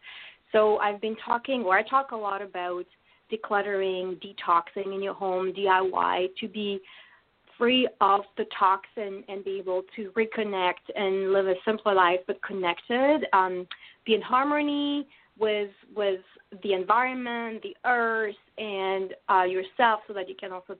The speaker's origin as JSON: {"language": "English", "country": "France", "tie": "born or raised there", "accent": "French", "second_language": "English", "moved": "yes", "said": "I grew up in France. I guess that's an important part, so hence my accent."}